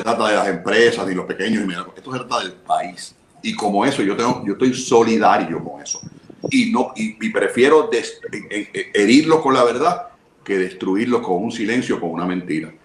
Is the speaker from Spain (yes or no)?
no; Puerto Rico; yo soy boricua